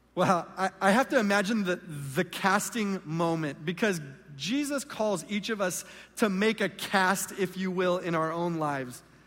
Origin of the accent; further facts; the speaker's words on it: Southern California, United States; also born or lived in Mexico / San Diego; I am from Southern California